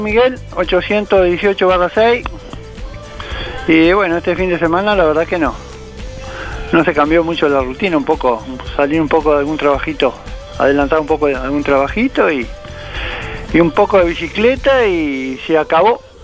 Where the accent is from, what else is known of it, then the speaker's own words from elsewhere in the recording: Uruguay; Acá somos los uruguayos